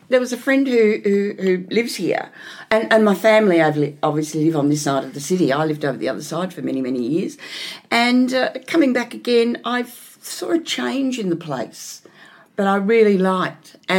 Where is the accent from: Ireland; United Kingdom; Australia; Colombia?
Australia; Melbourne, Victoria; I grew up here in Maribyrnong.